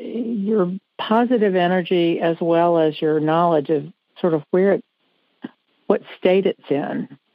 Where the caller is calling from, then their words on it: Greenville, South Carolina, United States; I'm calling from Greenville, South Carolina.